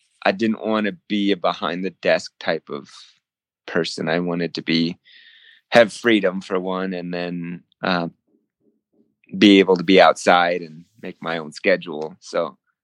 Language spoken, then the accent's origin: English; Whittier, California, United States; moved away as an adult; also born or lived in Springfield, Massachusetts; I went to undergraduate in Whittier, California. It's my hometown